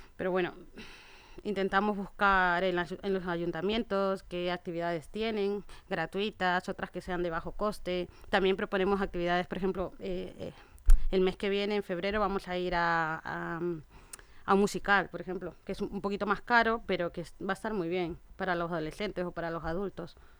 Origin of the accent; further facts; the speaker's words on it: Ecuador; now in Spain; yo soy de Ecuador y mi madre allí tenía un restaurante